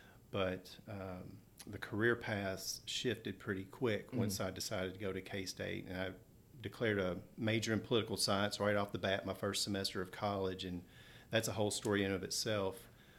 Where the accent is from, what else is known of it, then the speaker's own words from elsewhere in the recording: Frankfort, Kentucky, United States; So growing up in Frankfort the prime of my childhood, I'll consider the 80s. Mm-hmm. So being in Frankfort in the 80s was a really good time.